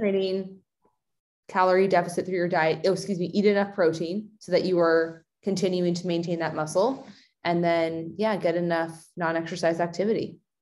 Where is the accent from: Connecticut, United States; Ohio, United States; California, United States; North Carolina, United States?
California, United States; moving from Oregon to my hometown in, in California